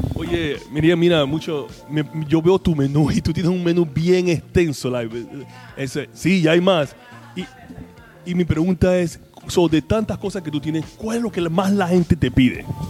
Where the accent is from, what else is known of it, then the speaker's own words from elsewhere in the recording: Panama; estoy aquí en mi tierra, mi Panamá querido